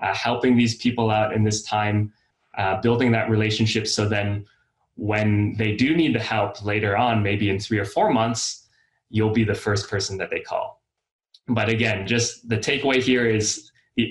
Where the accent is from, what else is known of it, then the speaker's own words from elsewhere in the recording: Austin, Texas, United States; I'm from Austin